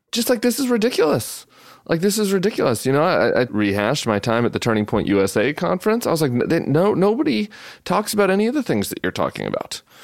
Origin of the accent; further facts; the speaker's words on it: Colorado, United States; moved away; my home state of Colorado